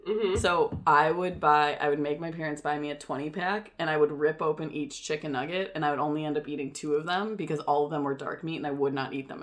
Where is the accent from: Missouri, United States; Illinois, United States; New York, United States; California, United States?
Illinois, United States; Chicago; accent: Chicago; now in Los Angeles, United States; are you guys making fun of my Chicago accent?